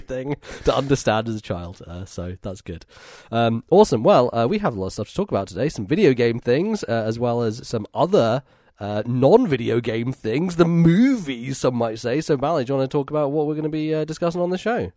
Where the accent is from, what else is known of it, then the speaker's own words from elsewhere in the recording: Edinburgh, Scotland, United Kingdom; I'm back home in Edinburgh, in my hometown